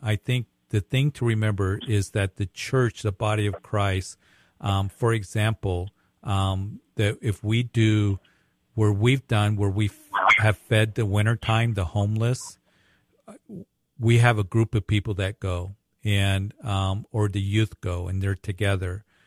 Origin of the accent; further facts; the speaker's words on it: Widefield, Colorado, United States; now in Greeley, United States; I grew up down there in Whitefield and, uh, graduated at Whitefield and used to work at Fort Carson